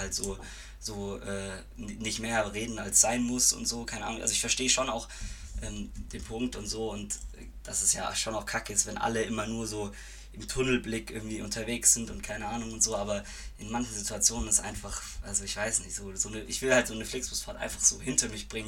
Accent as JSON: {"language": "German", "town": "Reutlingen", "region": "Baden-Württemberg", "country": "Germany", "moved": "as an adult", "lives_now": "Freiburg, Germany", "said": "ich komme eigentlich aus Reutlingen, aber studiere in Freiburg"}